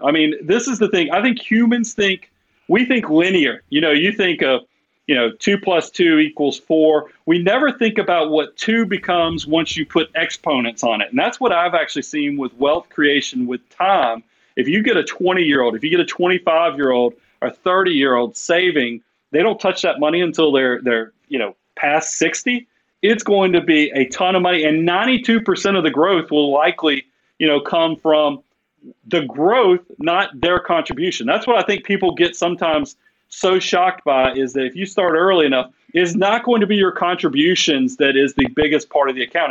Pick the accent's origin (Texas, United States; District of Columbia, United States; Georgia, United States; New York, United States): Georgia, United States; Atlanta; I'm from South Atlanta originally